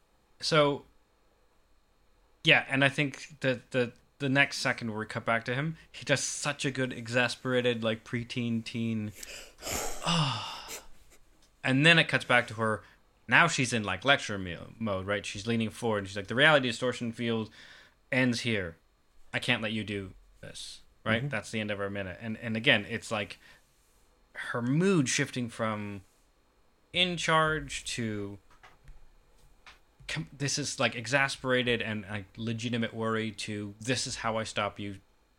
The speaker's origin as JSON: {"language": "English", "town": "Kansas City", "region": "Missouri", "country": "United States", "tie": "born or raised there", "also_born_or_lived": "Atlanta, Georgia / South Carolina", "said": "I was born and raised in Kansas City by way of Atlanta, Georgia."}